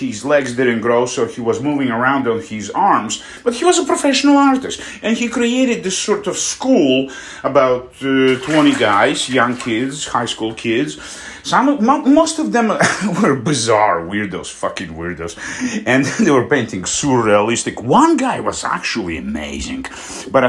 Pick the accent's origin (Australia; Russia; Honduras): Russia; moved away; also born or lived in Poland; my hometown, which is like 2,000 miles, you know, away from Moscow